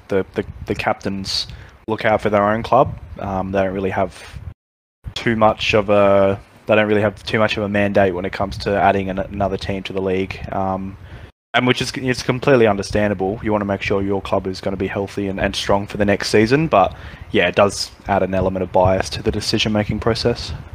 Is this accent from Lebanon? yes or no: no; Australia; growing up in Australia